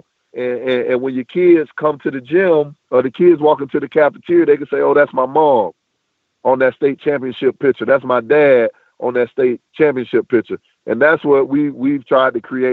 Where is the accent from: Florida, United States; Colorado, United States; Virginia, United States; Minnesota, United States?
Florida, United States; Hawthorne; also born or lived in Pahokee; my third year coaching girls basketball in my hometown